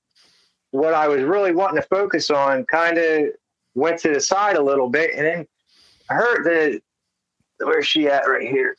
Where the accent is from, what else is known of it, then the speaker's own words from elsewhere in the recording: Pine Barrens, New Jersey, United States; moved away as an adult; now in Pennsylvania, United States; I grew up in the Pine Barrens my whole childhood, my whole life